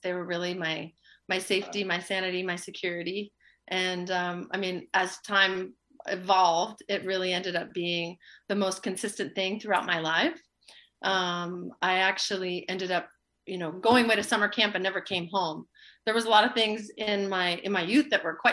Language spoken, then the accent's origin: English; Los Angeles, California, United States; also born or lived in Central Valley, California; I grew up in Los Angeles